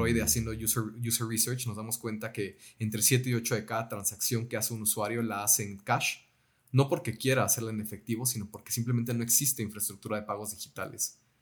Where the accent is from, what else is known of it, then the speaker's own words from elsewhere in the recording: Mexico; Nosotros como mexicanos